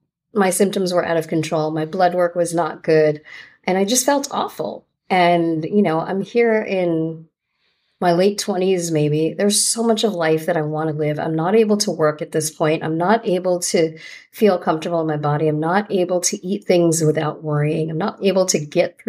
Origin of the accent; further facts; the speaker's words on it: Fair Lawn, New Jersey, United States; also born or lived in New York City; I grew up in New Jersey